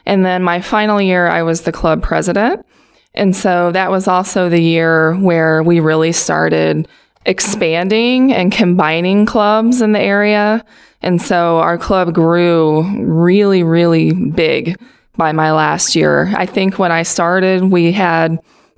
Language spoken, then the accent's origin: English; Pittsfield, Illinois, United States; My hometown is Pittsfield, Illinois